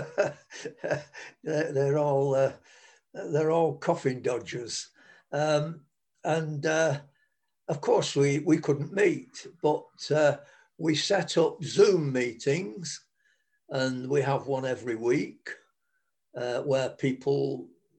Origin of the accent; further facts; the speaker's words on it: England, United Kingdom; We're English